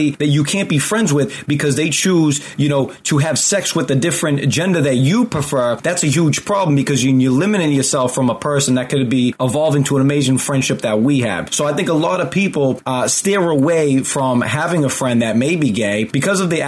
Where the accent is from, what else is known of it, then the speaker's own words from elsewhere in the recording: just outside of Boston, Massachusetts, United States; I grew up just outside of Boston